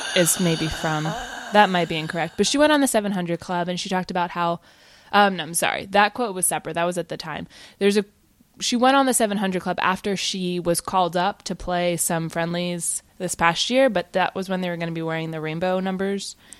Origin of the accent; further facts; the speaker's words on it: Virginia, United States; I grew up in Virginia